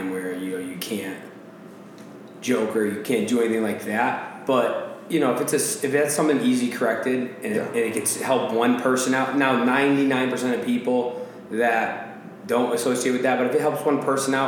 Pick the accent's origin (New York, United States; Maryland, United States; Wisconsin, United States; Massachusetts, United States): Massachusetts, United States; I'm a dickhead from Massachusetts